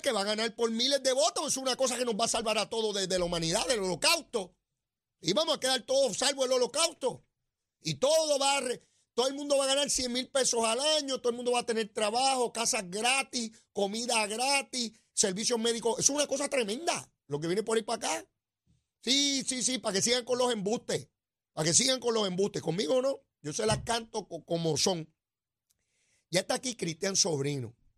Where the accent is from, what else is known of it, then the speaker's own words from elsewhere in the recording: Puerto Rico; cuando yo me criaba, los que nacimos en los 60